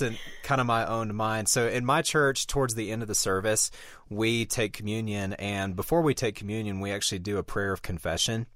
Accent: Deep South, United States; moved away; growing up in the Deep South

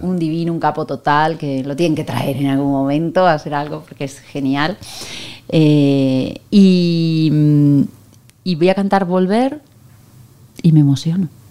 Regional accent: Buenos Aires, Argentina; moved away as an adult; now in Spain; yo me voy a quedar en España un año, porque yo soy de Buenos Aires

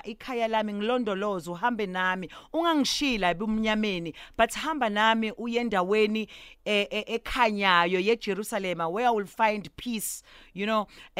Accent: South Africa; I'm still that Zulu girl who still speaks Zulu

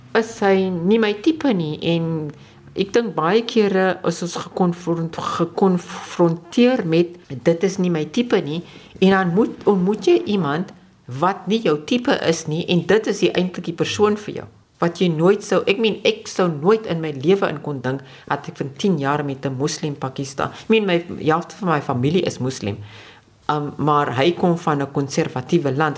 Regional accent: South Africa

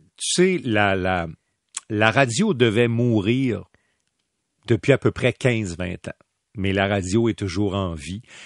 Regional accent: Quebec City, Quebec, Canada; j'ai grandi à Québec

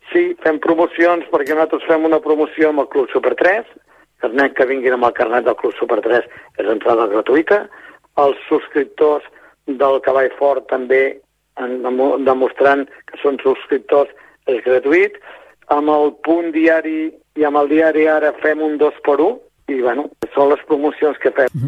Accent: Montràs, Catalonia, Spain; now in Castell d'Aro, Spain; jo vaig néixer a Montràs i per qüestions de... familiars vaig vindre a viure a Castelldaro. O, o és fa 32 anys que vaig vindre a viure a Castelldaro

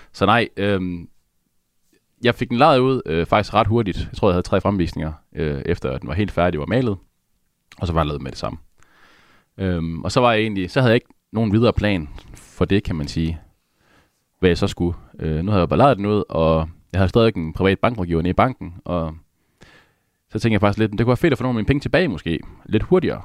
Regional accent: Aalborg, North Denmark Region, Denmark; Jeg kommer op fra Aalborg

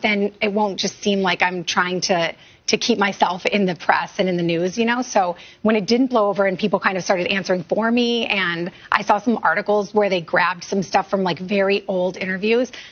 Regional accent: Portland, Oregon, United States; my hometown

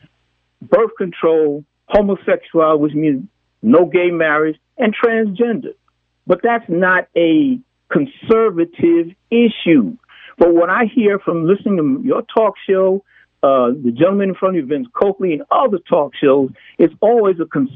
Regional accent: New York, United States; I was raised in New York and graduated from a Catholic school

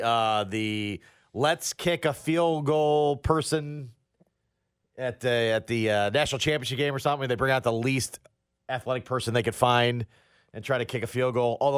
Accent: Iowa, United States; now in Kansas City, United States; I'm from Iowa.

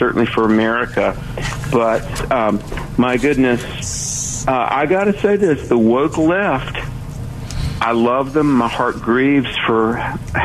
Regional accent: North Carolina, United States; I'm from the East Coast, I'm from North Carolina

